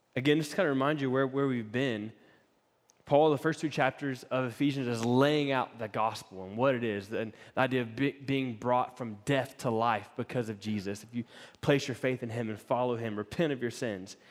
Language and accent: English; East Coast, United States; moved away; Laura and I grew up on the East Coast, so we had East Coast camp experiences